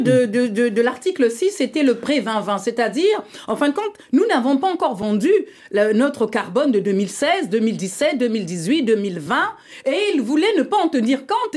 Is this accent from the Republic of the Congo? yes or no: yes; Republic of the Congo; le bassin du Congo, dont je suis issue, la République du Congo